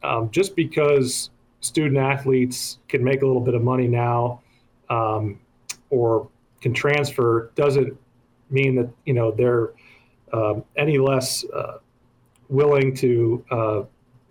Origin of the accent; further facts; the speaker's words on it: Waverly, Nebraska, United States; moved away as an adult; also born or lived in Lincoln, Nebraska / Omaha, Nebraska / New York City; communities like the one I grew up in Lincoln